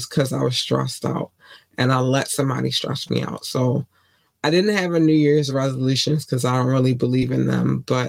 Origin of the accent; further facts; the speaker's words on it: Baltimore, Maryland, United States; I grew up in Baltimore.